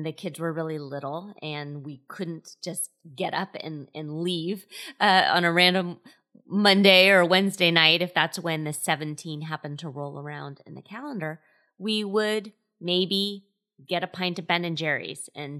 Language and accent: English; Scotland, United Kingdom; So I joke around quite often that I'm Scottish, and one of the kind of stereotypes of Scottish people is that they're frugal.